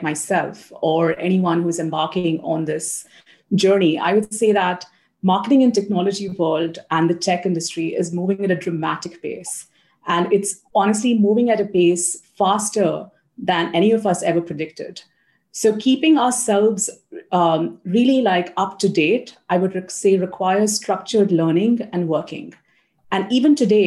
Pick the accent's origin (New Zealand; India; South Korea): India; South India; moved away as an adult; also born or lived in United States / Australia / Brazil; now in Singapore; I grew up in Southern India